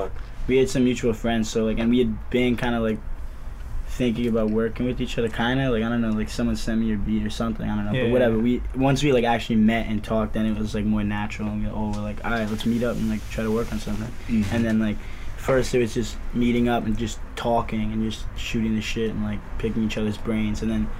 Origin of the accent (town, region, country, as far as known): Virginia, United States; born or raised there